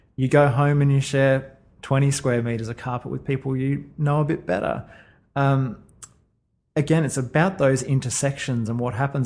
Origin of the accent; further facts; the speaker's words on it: Sunshine Coast, Queensland, Australia; when I was growing up on the Sunshine Coast